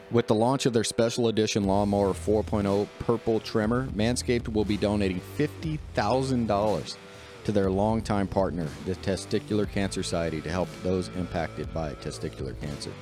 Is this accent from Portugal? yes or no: no; the South, United States; I'm from the South